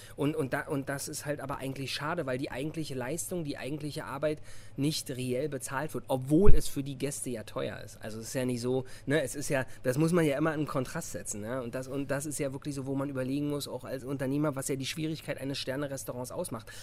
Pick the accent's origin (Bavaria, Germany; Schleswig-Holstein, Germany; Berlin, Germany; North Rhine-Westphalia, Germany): Berlin, Germany; ich bin Berliner und ich fühle das auch